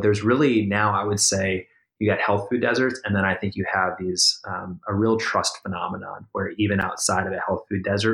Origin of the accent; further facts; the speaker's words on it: Minnesota, United States; moved away; I grew up in the Midwest myself. I grew up in Minnesota.